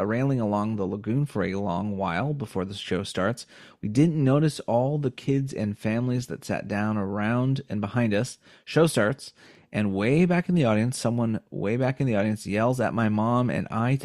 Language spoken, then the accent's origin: English; United States; we're American